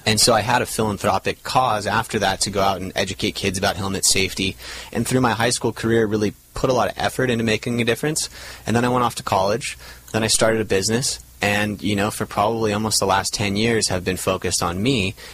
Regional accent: Laguna Beach, California, United States; we grew up in Laguna Beach. We'd stared at Catalina our entire lives

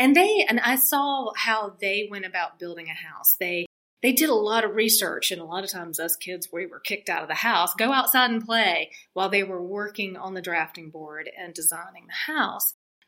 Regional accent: South Carolina, United States; now in North Carolina, United States; as a young girl growing up in South Carolina

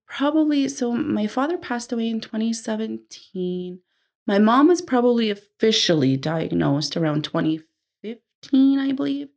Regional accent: New Jersey, United States; moved away; Growing up in New Jersey at first, we we always had family living with us

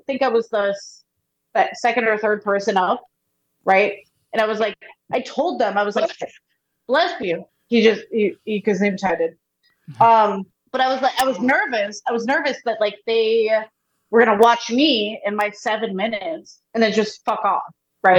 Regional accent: Tewksbury, Massachusetts, United States; also born or lived in Lowell, Massachusetts; So I'm from Tewksbury, which is right next door to Lowell, but I went to UMass Lowell starting when I was 18

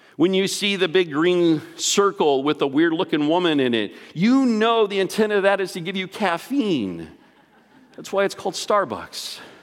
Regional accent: Texas, United States; I grew up in Texas

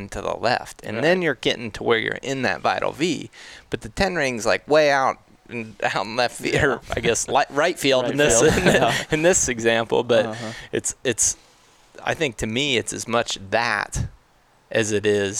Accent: Ohio, United States; now in Colorado, United States; growing up in Ohio

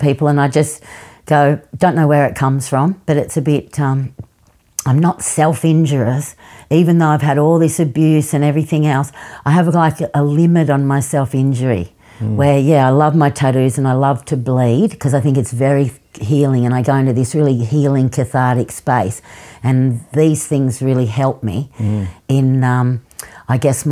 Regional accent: Sydney, New South Wales, Australia; we were living in the western suburbs of Sydney at that stage. I was born in Leichhardt when we were living in Leichhardt.

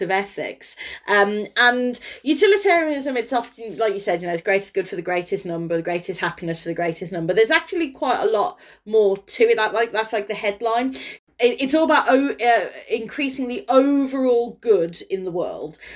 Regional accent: Kidderminster, West Midlands, United Kingdom; my hometown

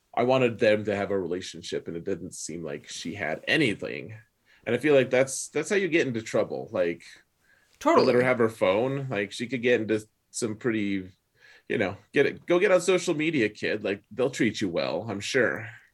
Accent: Wyoming, United States; growing up in Wyoming

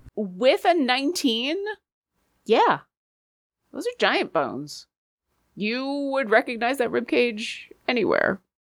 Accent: Seattle, Washington, United States; I am from Seattle and I'm practically Canadian

